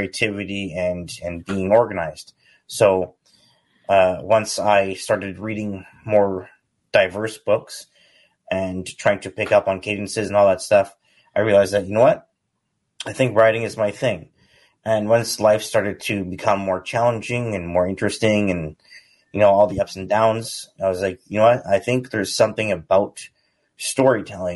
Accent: British Columbia, Canada; I'm from British Columbia, Canada.

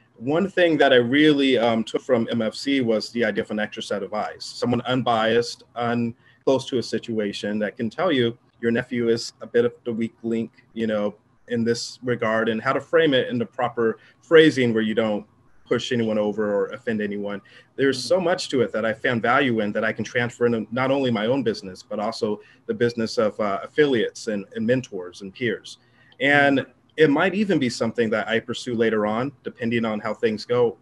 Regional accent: Southern California, United States; I'm from Southern California

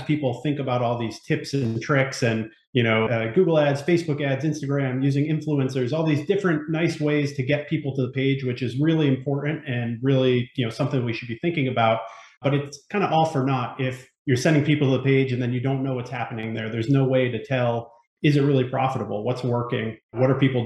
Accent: Northeast, United States; now in Ellicott City, United States; I'm from the Northeast originally

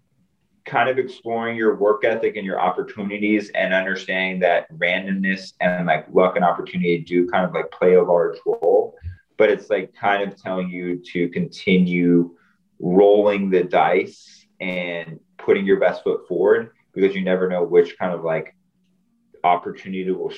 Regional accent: Virginia, United States; moved away as an adult; now in Washington, D.C., United States; growing up in Virginia

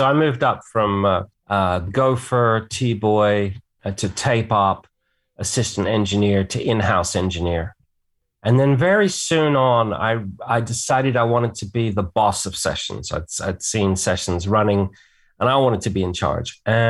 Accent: England, United Kingdom; So I grew up in England and it was interesting to see England through kind of like my parents' American eyes, you know.

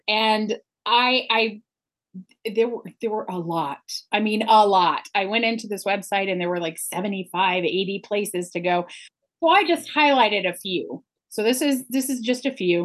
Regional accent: Indiana, United States; I was born in Indiana

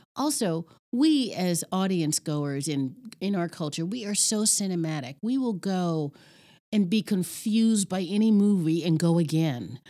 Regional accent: New York City, New York, United States; moved away as an adult; now in Ohio, United States; Growing up in Red Hook, Red Hook Projects

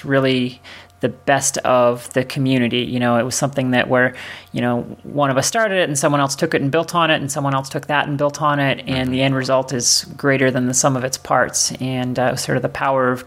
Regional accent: Canada; moved away

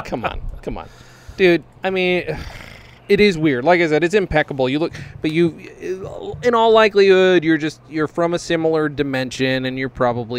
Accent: Los Angeles, California, United States; I'm from Los Angeles

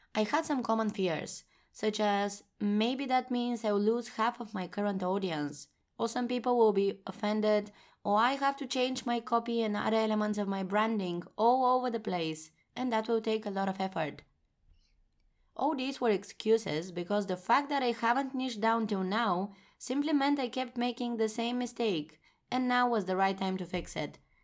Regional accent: Bulgaria; moved away as an adult; now in Amsterdam, Netherlands; four years ago, I moved from my home country, Bulgaria, to the Netherlands, where I now reside in Amsterdam

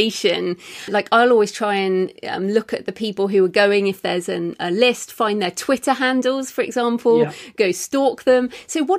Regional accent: England, United Kingdom; being English

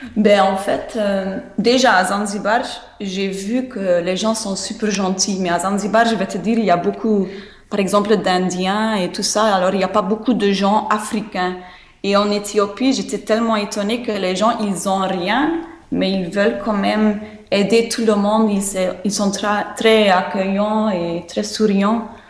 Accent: Flanders, Belgium; French is a second language; moved away; je suis flamande.

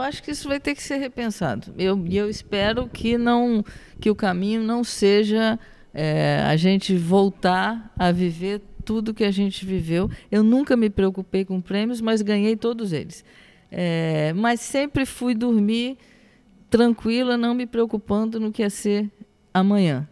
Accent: Rio Grande do Sul, Brazil; now in Rio de Janeiro, Brazil; Eu nasci no Rio Grande do Sul

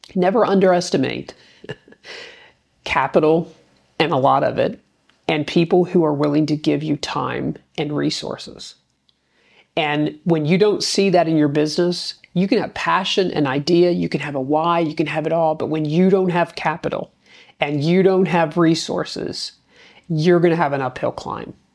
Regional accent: Gahanna, Ohio, United States; city council in my hometown of Gahanna, Ohio

